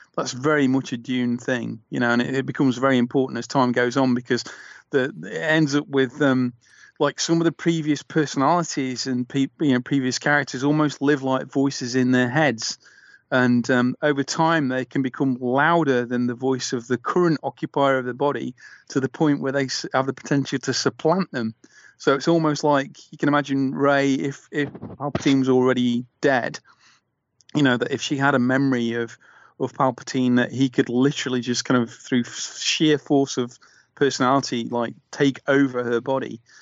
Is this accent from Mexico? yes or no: no; Nottingham, East Midlands, United Kingdom; I'm from Nottingham